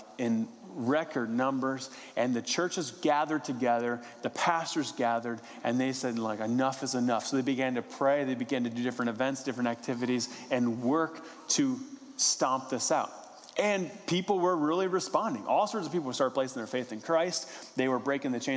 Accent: West Virginia, United States; I'm from West Virginia

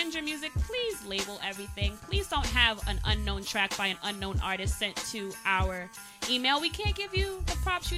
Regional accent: New York City, New York, United States; No, I'm from Staten Island, New York. I went to College of Staten Island.

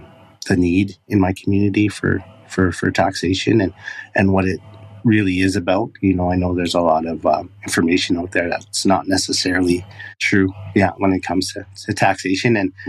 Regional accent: White Bear First Nation, Saskatchewan, Canada; I'm from White Bear First Nation out in Saskatchewan.

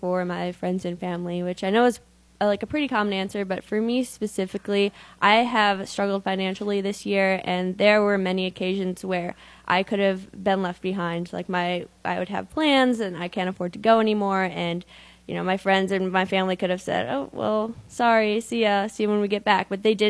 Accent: Schaumburg, Illinois, United States; Schaumburg, Illinois. So Chicago.

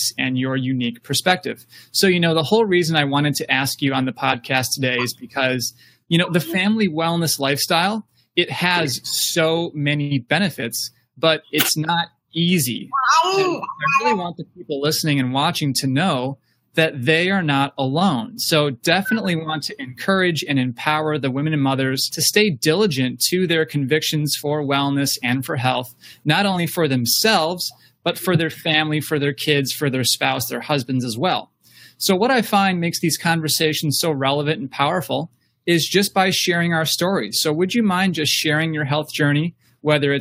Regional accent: Ann Arbor, Michigan, United States; I grew up in Ann Arbor, originally from Ann Arbor

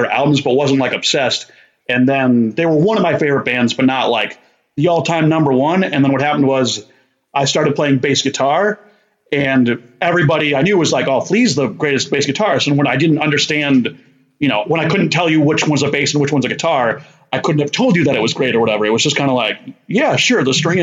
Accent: Barkhamsted, Connecticut, United States; I'm from Connecticut, USA, and a small town called Barkhamsted, and kind of grew up doing small-town shenanigans

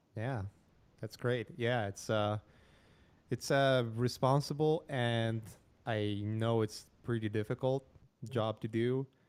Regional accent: Poland; moved away; I'm from Poland

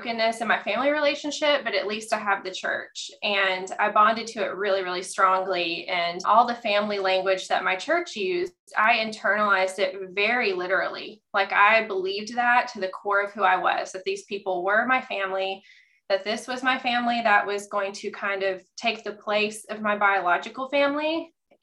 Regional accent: the South, United States; I grew up Catholic in the South

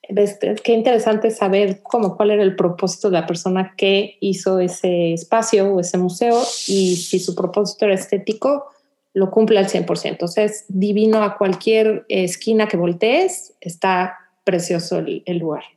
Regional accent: Mexico; now in Houston, United States; nosotros que vivíamos en México

